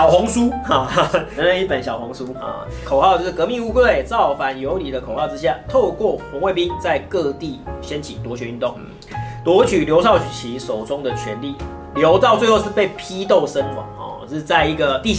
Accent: Taiwan; 就是我们台湾这边的历史课本怎么来形容文革这件事情

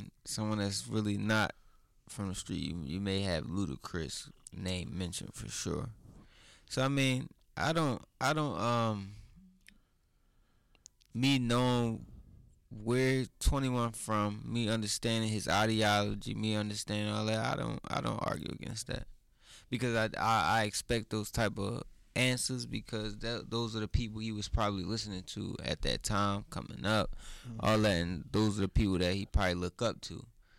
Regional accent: Baltimore, Maryland, United States; also born or lived in Philadelphia; born in Philly, but we was raised in Baltimore.

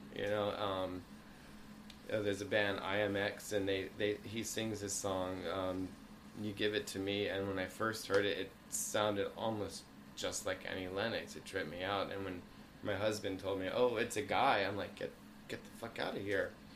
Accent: Bermuda; moved away; also born or lived in Concord, Massachusetts; I lived, I grew up in Bermuda, and we transferred to Massachusetts

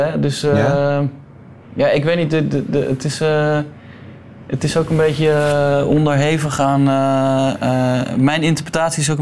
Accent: Utrecht, Netherlands; vlakbij waar ik geboren ben. In, waar is dat? In Utrecht.

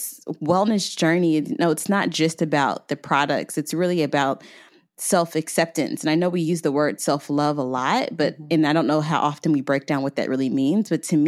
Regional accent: Tampa, Florida, United States; born there; I was born in Florida. I was actually born in Tampa.

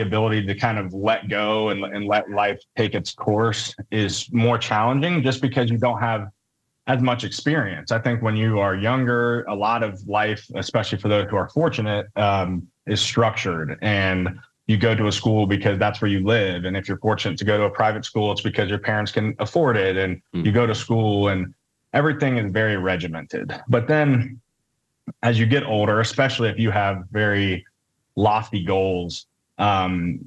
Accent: Cincinnati, Ohio, United States; Growing up in Cincinnati, Catholic kid

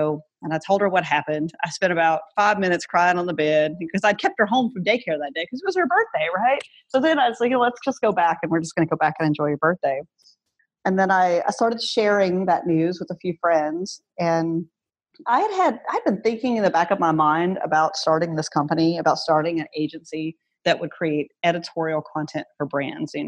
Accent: North Louisiana, United States; also born or lived in Washington, District of Columbia, United States; now in Baton Rouge, United States; My hometown has 200 people in it in North Louisiana.

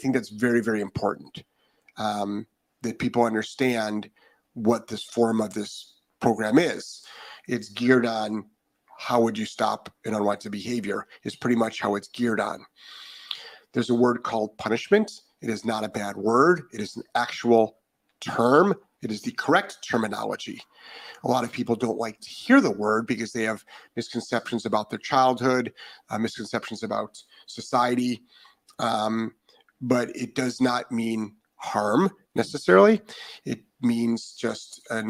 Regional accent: Ohio, United States; now in Florida, United States; I'm originally from Ohio.

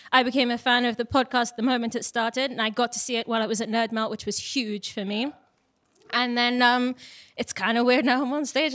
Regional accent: Cambridge, East of England, United Kingdom; also born or lived in London; I'm from Cambridge, actually

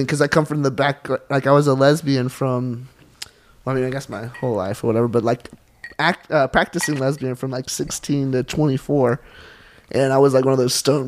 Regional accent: Charleston, South Carolina, United States; I'm from South Carolina, and I grew up in the church

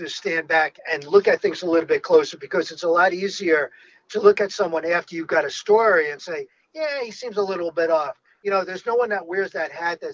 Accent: New Jersey, United States; also born or lived in Brooklyn, New York / Poconos, Pennsylvania; I grew up in New Jersey myself, and I was born in Brooklyn.

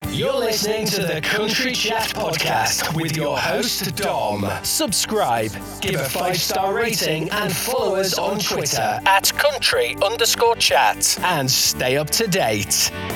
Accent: Leeds, Yorkshire and the Humber, United Kingdom; now in York, United Kingdom; I'm from Leeds and I live in York

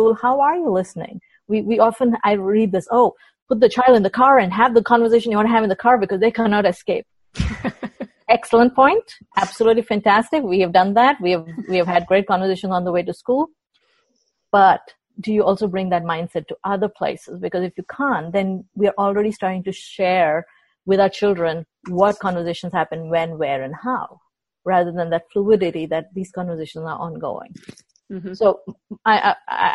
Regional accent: India; now in United States; being an Indian woman in the U.S. context

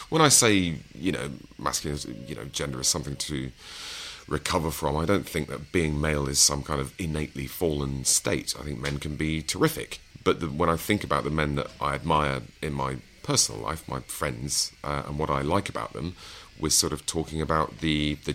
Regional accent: East Midlands, United Kingdom; But you know, I'm from Lincolnshire, and um, you know, this is the seventies.

